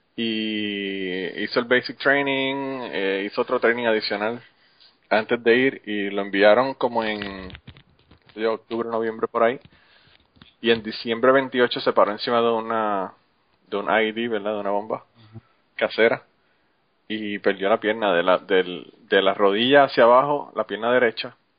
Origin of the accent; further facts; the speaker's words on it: Utuado, Puerto Rico; moved away as an adult; now in United States; Yo soy Utuado.